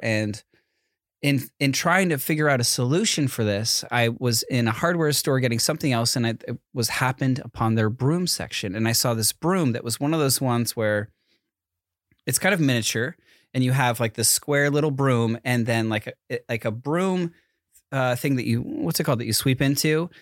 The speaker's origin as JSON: {"language": "English", "region": "East Coast", "country": "United States", "tie": "born or raised there", "moved": "as an adult", "lives_now": "California, United States", "said": "Growing up on the East Coast"}